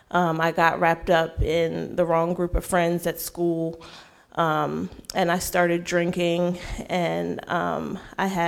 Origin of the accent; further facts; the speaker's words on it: Frederick, Maryland, United States; Um, I'm from Frederick, Maryland. Um, I grew up um, raised in the church.